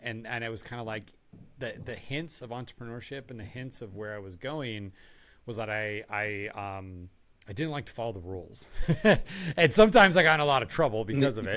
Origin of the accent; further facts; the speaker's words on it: Tucson, Arizona, United States; I grew up in Tucson, Arizona